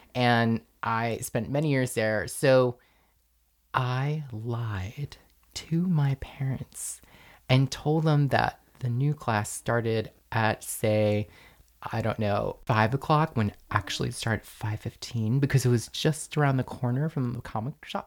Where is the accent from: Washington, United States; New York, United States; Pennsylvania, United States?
New York, United States; Rockland County, outside New York City, United States; I grew up outside of New York City in the burbs in Rockland County